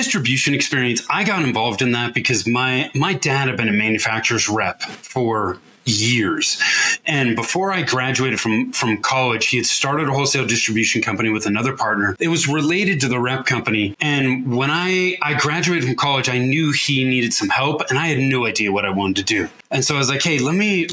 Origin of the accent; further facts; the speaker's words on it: Northern California, United States; also born or lived in Denver metro area, Colorado; now in Denver, United States; I grew up in Northern California, but I now live in the Denver metro area in Colorado